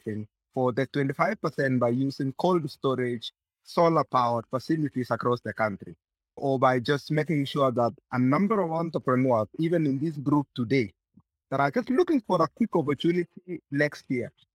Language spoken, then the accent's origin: English; Maragua, Murang'a County, Kenya; I grew up in Maragua growing potatoes.